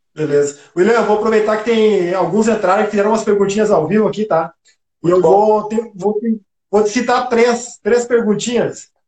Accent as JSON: {"language": "Portuguese", "town": "Passo Fundo", "region": "Rio Grande do Sul", "country": "Brazil", "said": "Eu também sou de Passo Fundo"}